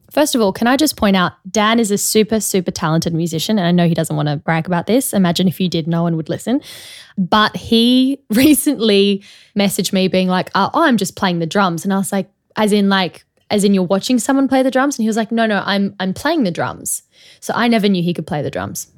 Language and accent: English; Australia; also born or lived in Sydney; now in London, United Kingdom; as an Australian